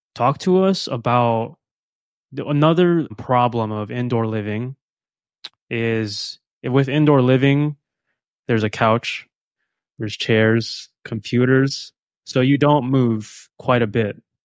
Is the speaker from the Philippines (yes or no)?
yes; Philippines; moved away; I am from the Philippines, so I thrive in sun, tropical environments